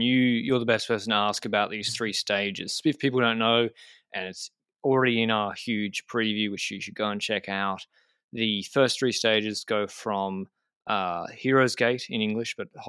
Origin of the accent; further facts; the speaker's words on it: Australia; Because I'm Australian, 40Ks is the same city geographically.